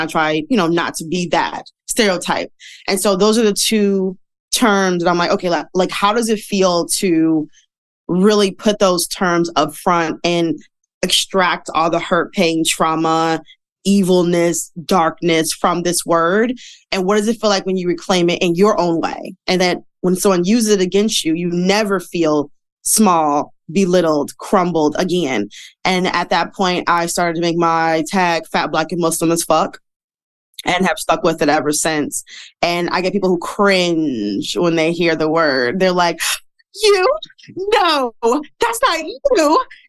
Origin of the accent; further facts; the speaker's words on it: Midwest, United States; I am from the Midwest. So, you know, in the Midwest, back in the day, I don't know about now, but fat women did not dress up.